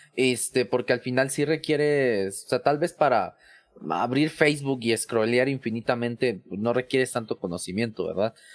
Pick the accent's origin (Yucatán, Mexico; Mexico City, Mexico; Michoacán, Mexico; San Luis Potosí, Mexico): Mexico City, Mexico; yo soy de la Ciudad de México